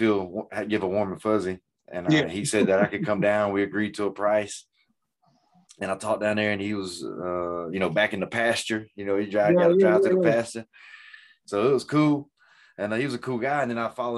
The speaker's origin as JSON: {"language": "English", "town": "Greenville", "country": "United States", "moved": "yes", "said": "I'm from Greenville."}